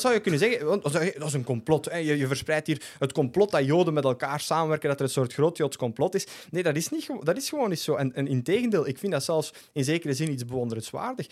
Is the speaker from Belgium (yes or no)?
yes; Flanders, Belgium; als Vlaming, als Europeaan